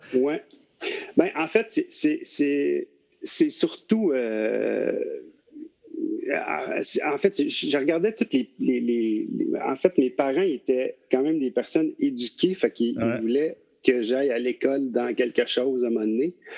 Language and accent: French; Laval, Quebec, Canada; je viens de, de Laval